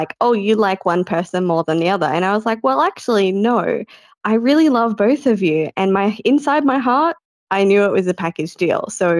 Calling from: Australia; I'm calling from Australia.

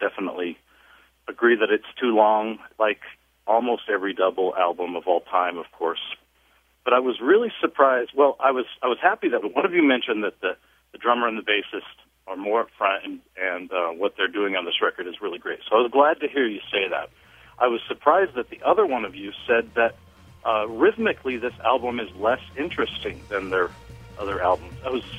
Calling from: Grand Junction, Colorado, United States; I'm calling from Grand Junction, Colorado.

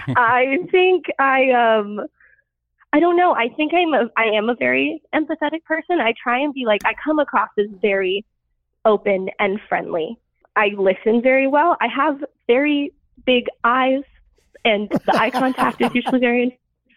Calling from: Oklahoma, United States; I am 24, and I am calling from Oklahoma.

